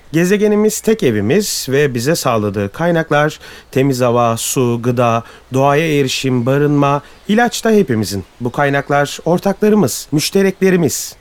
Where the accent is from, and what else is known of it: Turkey